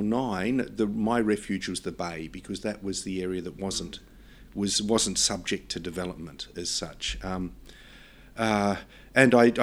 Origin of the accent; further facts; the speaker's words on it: Melbourne, Victoria, Australia; I was growing up on the edge of Melbourne